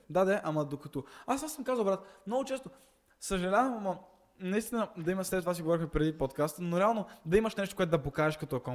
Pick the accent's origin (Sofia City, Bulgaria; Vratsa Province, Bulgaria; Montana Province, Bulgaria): Montana Province, Bulgaria; Montana; Аз съм от Монтана